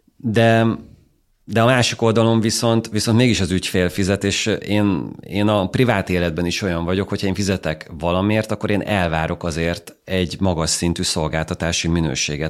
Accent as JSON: {"language": "Hungarian", "country": "Hungary", "said": "magyarok vagyunk Nyugat-Európában"}